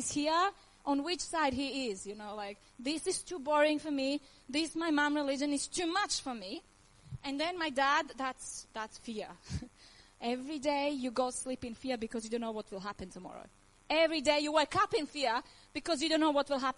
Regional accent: Croatia; English is a second language; moved away; I was born in Yugoslavia, and everything smelled on war, okay? So I was a war baby, because 91, the war began. So I was 2 years old when the war began. And it was really difficult, because my father is Serbian, and my mother is Croatian, and I live in Croatia.

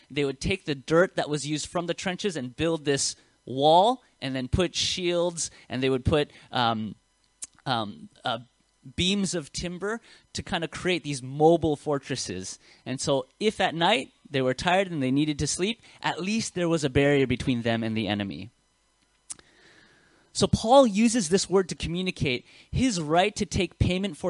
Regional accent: United States; accent: American; now in Australia; you can hear my accent. It's very Western. It's very American. I was born in America

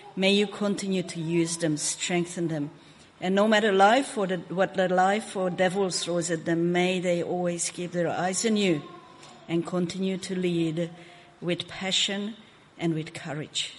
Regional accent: Hungary; now in Australia; I was born in Hungary

